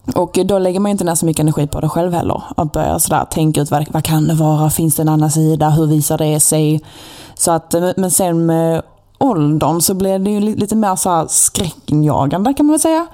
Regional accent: Malmö, Skåne, Sweden; accent: Skåne dialect

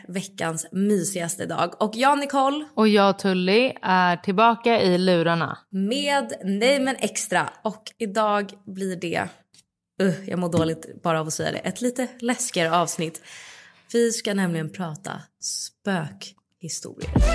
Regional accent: Stockholm, Stockholm County, Sweden; i vår lägenhet som jag växte upp i, i Midsommarkransen.

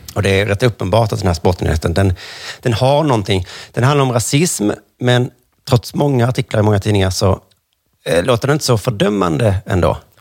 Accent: Sweden; för mig som svensk

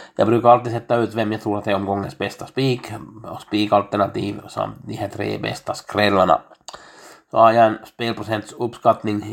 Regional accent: Finland; jag är en finländare

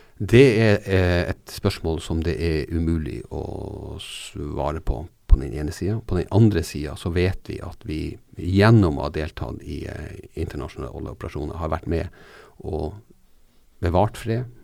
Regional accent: Norway; jeg er fra Norge og bor i Norge

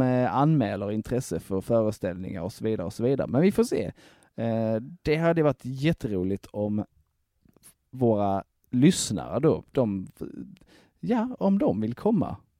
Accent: Broby, Skåne, Sweden; jag är från Broby

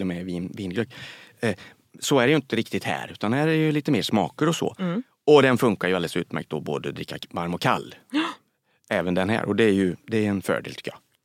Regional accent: Västergötland, Västra Götaland, Sweden; som jag säger som är västgöte.

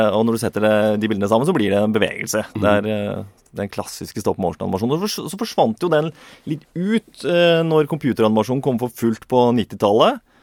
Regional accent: Inderøy, Trøndelag, Norway; vi vokste opp i Trøndelag, Nord-Trøndelag, på mm. Inderøy kommune

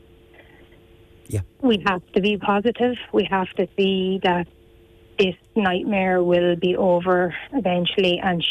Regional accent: Bunclody, Leinster, Ireland; Originally from Bunclody

